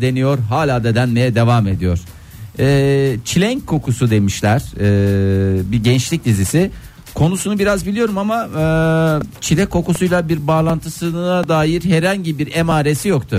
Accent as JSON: {"language": "Turkish", "town": "Seydişehir", "region": "Konya", "country": "Turkey", "said": "Ben önce Seydi Şehirliyim, sonra radyocuyum"}